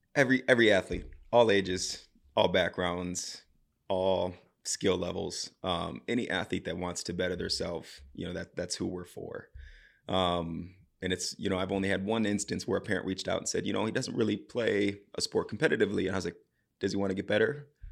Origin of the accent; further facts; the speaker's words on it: Southeast Wisconsin, United States; moved away as an adult; now in Coon Rapids, United States; So, I'm from Southeast Wisconsin, just on the border of Illinois and Wisconsin